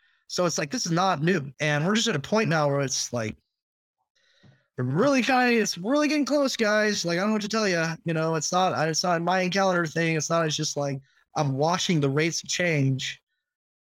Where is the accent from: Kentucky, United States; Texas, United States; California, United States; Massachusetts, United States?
California, United States; Northern; I'm from Northern California